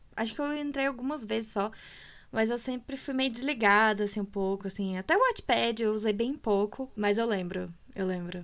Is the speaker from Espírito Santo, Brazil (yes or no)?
no; Minas Gerais, Brazil; eu sou de Minas